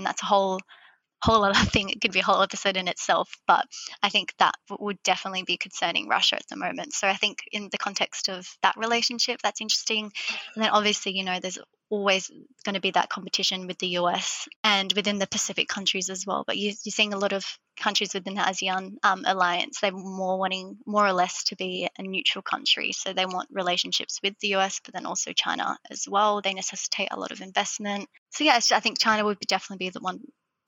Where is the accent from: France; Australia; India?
Australia; I come from Australia